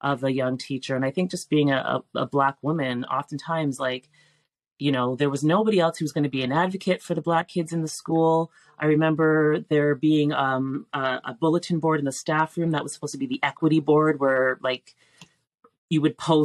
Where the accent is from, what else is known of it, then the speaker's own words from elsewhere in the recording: Toronto, Ontario, Canada; I grew up in North York